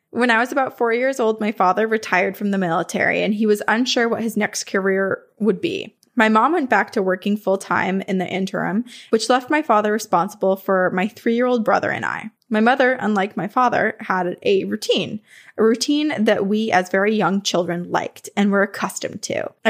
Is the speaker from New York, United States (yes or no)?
yes; Remsen, New York, United States; When I was a kid, I grew up in the Adirondacks on Phelp Road in Remsen.